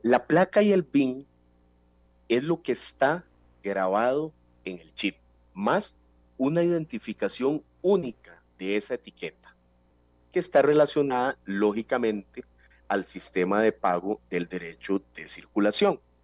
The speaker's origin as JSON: {"language": "Spanish", "country": "Costa Rica", "said": "como costarricenses"}